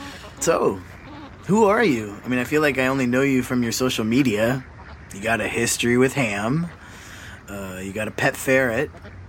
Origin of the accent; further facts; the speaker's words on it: Chicago, Illinois, United States; I grew up in Chicago, and yes, I love denim.